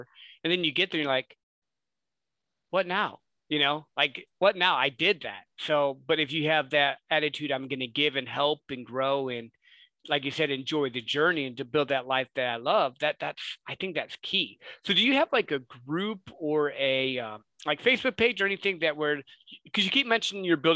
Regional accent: Midwest, United States; I grew up in the Midwest

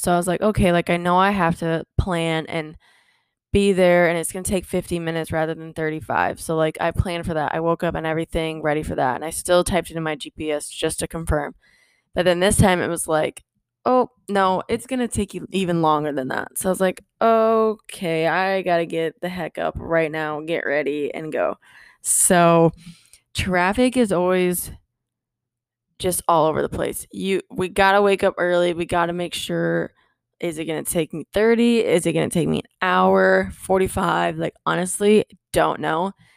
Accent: Midwest, United States; moved away as an adult; also born or lived in Iowa / Minnesota; now in Florida, United States; I was from the Midwest, right? Iowa, Minnesota. I now live in Florida.

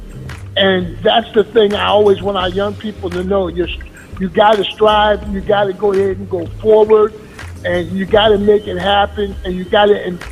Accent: Newark, New Jersey, United States; moved away as an adult; also born or lived in Oklahoma; born and raised in Newark, New Jersey.

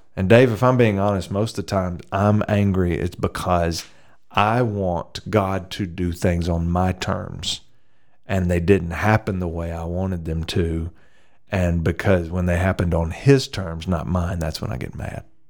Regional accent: the South, United States; I grew up in the south

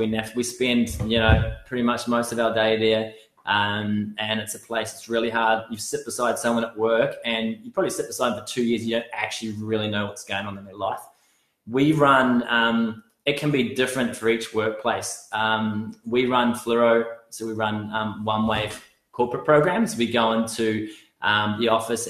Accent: New Zealand; now in Australia; I grew up playing rugby in New Zealand

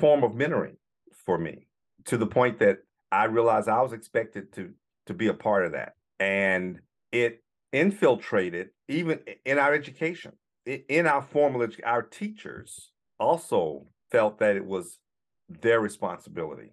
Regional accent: the South, United States; growing up in the South during the civil rights movement

